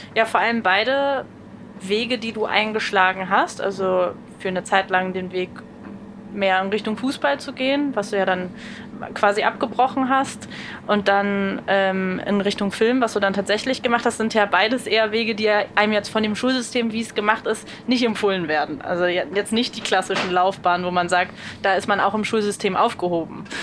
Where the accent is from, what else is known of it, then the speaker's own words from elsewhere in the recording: Berlin, Germany; ich bin Berlinerin